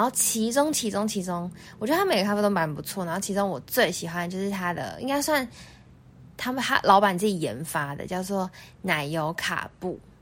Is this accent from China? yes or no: no; Taiwan; 我们台湾人习，顾客就习惯店家给我们多一点宽容度